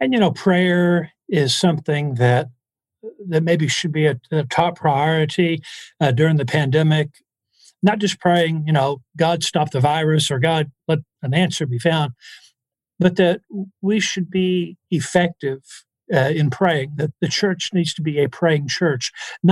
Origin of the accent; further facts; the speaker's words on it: the South, United States; in the South, we use prayer for thinking